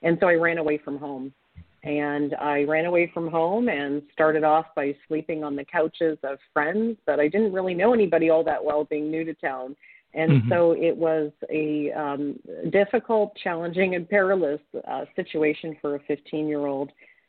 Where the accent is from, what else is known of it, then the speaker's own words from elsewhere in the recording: Ontario, Canada; My family, I come from a family of immigrants, and I grew up in Ontario, Canada, on my grandfather's fruit orchard.